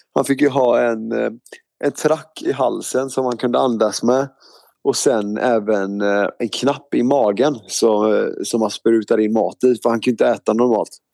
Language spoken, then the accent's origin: Swedish; Stenungsund, Västra Götaland, Sweden; also born or lived in Mölndal / Gothenburg; jag föddes i Mölndal och så bodde jag i Göteborg i ungefär tre år. Och sen så flyttade min familj till eh, Stenungsund. Det ligger bara 30 minuter ifrån Göteborg. Eh, så jag är uppväxt där vid Stenungsund, västkusten